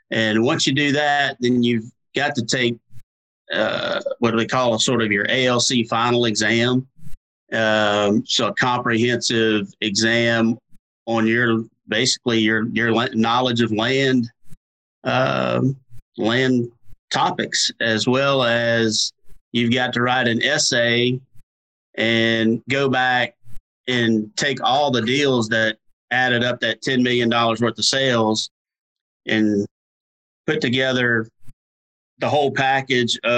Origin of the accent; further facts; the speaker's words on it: Louisiana, United States; I grew up hunting in Louisiana, duck hunting in Venice in South Louisiana, and deer hunting in North Louisiana.